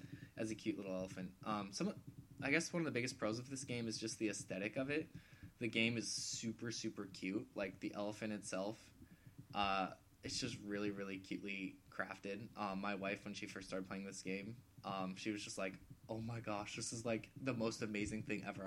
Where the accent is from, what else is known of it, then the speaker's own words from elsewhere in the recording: United States; I'm American